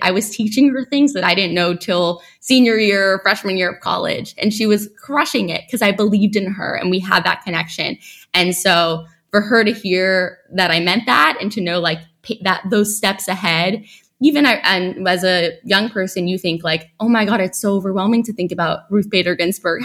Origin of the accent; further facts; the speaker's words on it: New York City, New York, United States; also born or lived in Stanford; I grew up in New York City